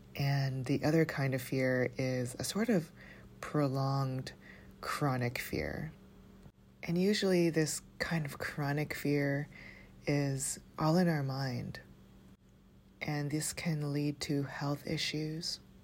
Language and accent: English; Toronto, Ontario, Canada; growing up in Toronto